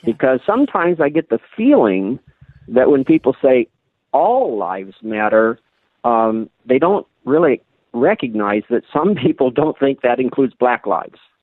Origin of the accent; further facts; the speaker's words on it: Sioux Falls, South Dakota, United States; I grew up in Sioux Falls, South Dakota